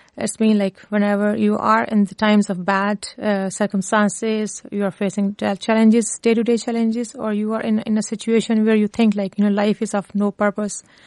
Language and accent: English; Lahore, Punjab, Pakistan; moved away as an adult; now in Cork, Ireland; originally I'm from Pakistan um, and one of the urban city of Pakistan that is Lahore, Punjab.